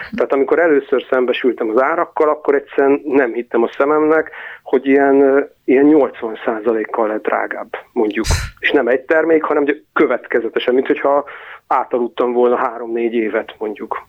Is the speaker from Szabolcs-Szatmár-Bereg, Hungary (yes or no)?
yes; Nyíregyháza, Szabolcs-Szatmár-Bereg, Hungary; also born or lived in Budapest; now in Western Hungary; Nyíregyházáról származom, és most Nyugat-Magyarországon élek